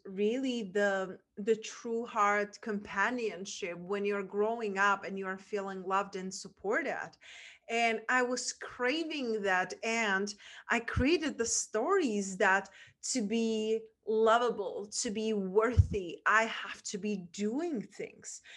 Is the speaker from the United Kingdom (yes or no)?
no; Czechia; English is a second language; moved away; I grew up and where my accent is from, from a small town in Czech Republic